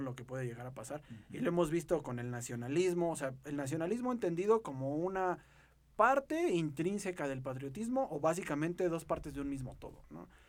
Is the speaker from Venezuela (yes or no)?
no; Mexico; forjarnos una identidad totalmente como mexicanos